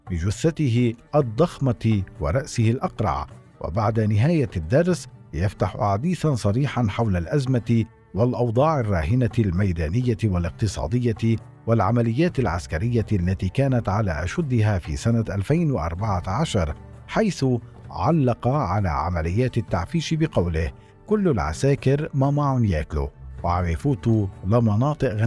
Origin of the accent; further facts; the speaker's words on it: Syria; يمكنني القول اننا كسوريين على مختلف طوائفنا ومذاهبنا وانتماءاتنا